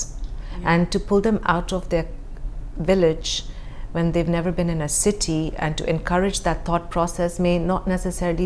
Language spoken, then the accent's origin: English; Dubai, United Arab Emirates; growing up in Dubai, we were very sheltered and very protected